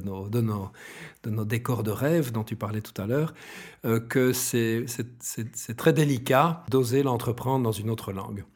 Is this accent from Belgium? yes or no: yes; Brussels, Brussels-Capital Region, Belgium; J'adore mon pays, je suis bruxellois, etc. Je suis un belge fier